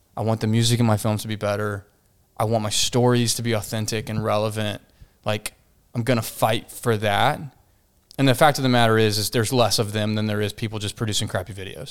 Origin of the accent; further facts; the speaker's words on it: Fort Worth, Texas, United States; Here, Fort Worth, Texas